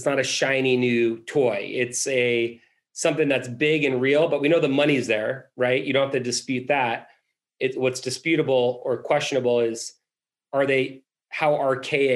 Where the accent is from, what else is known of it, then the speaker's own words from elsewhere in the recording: Boston, Massachusetts, United States; I'm from Boston